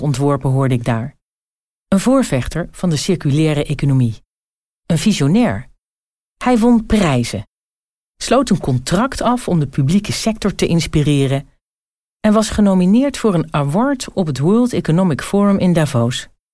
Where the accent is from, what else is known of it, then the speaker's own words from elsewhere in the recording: Zwolle, Overijssel, Netherlands; moved away; Ik was aan het logeren in mijn geboortestad Zwolle